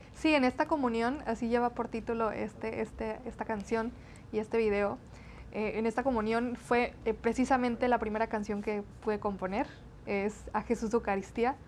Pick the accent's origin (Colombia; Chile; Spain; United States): United States; Brownsville, Texas; accent: medio golpeadón (border accent); first language Spanish; also born or lived in Matamoros, Tamaulipas, Mexico; yo soy nacida en Brownsville, Texas, Estados Unidos, eh, con padres mexicanos, tamaulipecos, de Matamoros, Tamaulipas. Mis primeros nueve años yo viví eh, en México